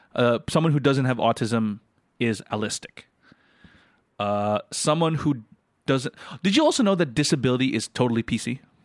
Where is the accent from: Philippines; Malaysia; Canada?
Philippines